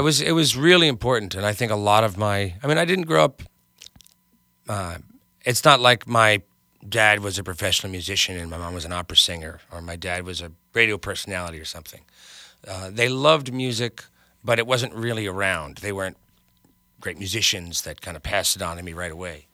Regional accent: Hartsdale, New York, United States; now in Los Angeles, United States; I grew up in New York. I was in the suburbs of New York, in Westchester

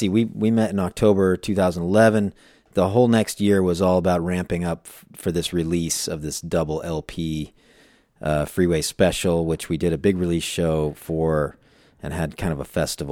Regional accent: Phoenix, Arizona, United States; also born or lived in Chicago; now in Los Angeles, United States; I was in Chicago. I grew up in Phoenix.

